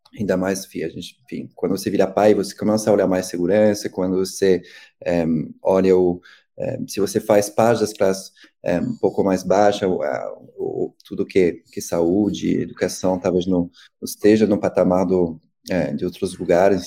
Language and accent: Portuguese; Paris, Île-de-France, France; Portuguese is a second language; moved away as an adult; also born or lived in Rio de Janeiro, Brazil; now in São Paulo, Brazil; Eu cresci, nasci e cresci em Paris